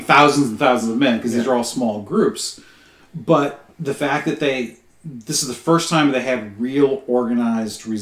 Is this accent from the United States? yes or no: yes; United States; as an American